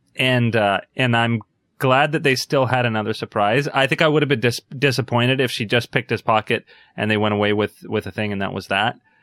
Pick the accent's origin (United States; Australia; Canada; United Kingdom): Canada; as a Canadian